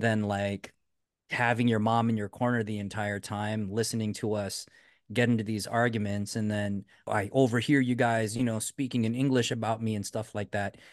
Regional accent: United States; we're Americans

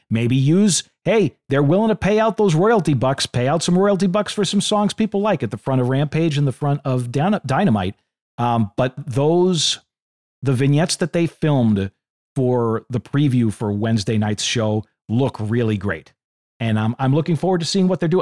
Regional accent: Boston, Massachusetts, United States; I'm from Boston

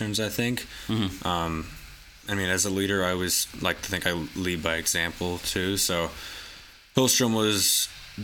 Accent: Chandler, Arizona, United States; also born or lived in Pennsylvania / Atlanta / San Francisco; I grew up right in Chandler, Arizona, which is actually the hometown of Cody Bellinger

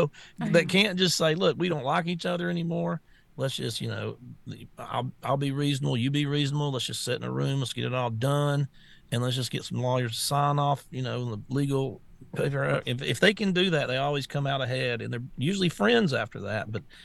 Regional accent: the South, United States; I'm from the South, man.

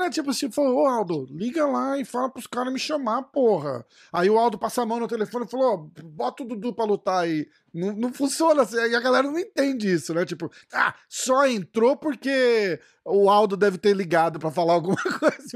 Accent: Brazil; E a minha, eu sou brasileiro, né?

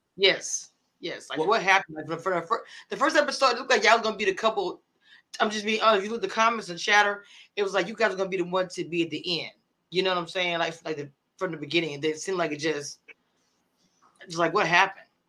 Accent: small town near Shreveport, Louisiana, United States; I'm from a small town called Nagas, and Shreveport is a city.

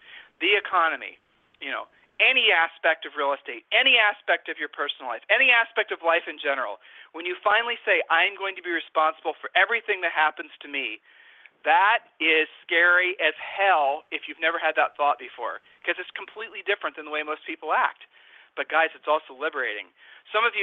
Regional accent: Ohio, United States; We're from Ohio

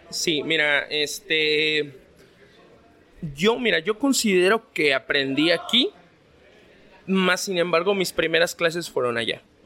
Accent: Mexico City, Mexico; moved away; yo soy originario de la Ciudad de México

